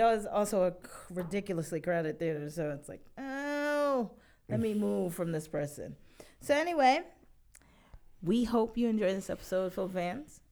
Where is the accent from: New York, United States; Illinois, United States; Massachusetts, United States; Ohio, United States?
New York, United States; I am a New Yorker, born and raised.